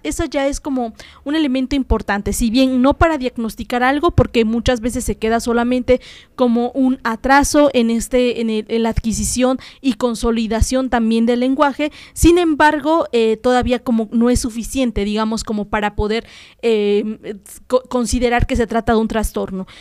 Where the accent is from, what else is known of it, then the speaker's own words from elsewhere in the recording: Puebla, Mexico; los fonemas que nosotros como mexicanos y en este caso como poblanos tenemos